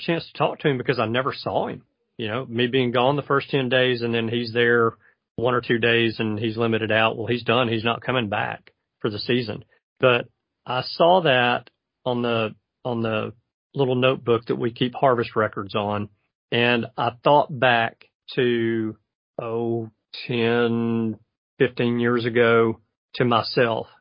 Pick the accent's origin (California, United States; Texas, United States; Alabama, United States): Alabama, United States; I will speak for my home state